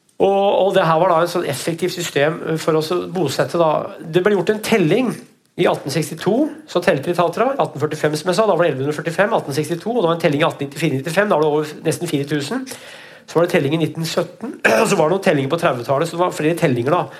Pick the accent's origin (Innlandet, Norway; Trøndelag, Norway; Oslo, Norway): Innlandet, Norway; Brumunddal; i bygda mi, da, Veldre, Brumunddalen, så er det Veldre i Brumunddal, der jeg vokste opp